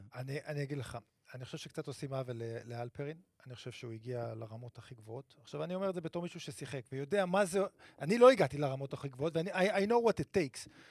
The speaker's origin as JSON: {"language": "Hebrew", "town": "Netanya", "region": "Central District", "country": "Israel", "tie": "born or raised there", "said": "גדלתי בנתניה"}